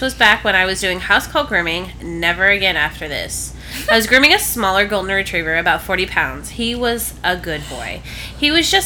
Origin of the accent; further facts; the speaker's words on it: Midwest, United States; moved away; I'm from the Midwest. Like, originally, I was born in the Midwest